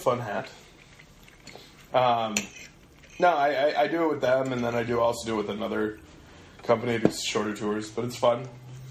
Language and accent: English; Minnesota, United States; now in Pacific Northwest, United States; I am from Minnesota.